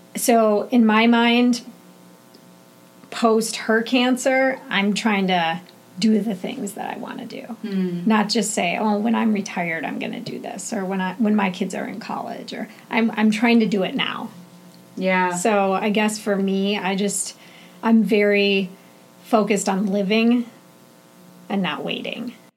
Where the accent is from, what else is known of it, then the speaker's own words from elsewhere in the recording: Minneapolis, Minnesota, United States; I'm 45 years old and I'm from Minneapolis